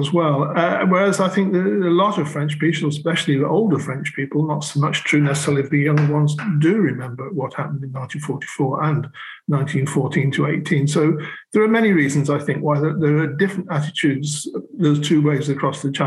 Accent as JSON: {"language": "English", "country": "United Kingdom", "also_born_or_lived": "Normandy", "moved": "as an adult", "lives_now": "France", "said": "I've only once ever been attacked for being British"}